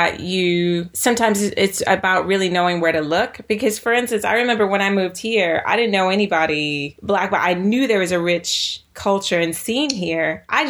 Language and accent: English; the South, United States; I grew up in the South where, you know, I grew up in America where particularly Black Americans, the slang we used differed according to what part of America you grew up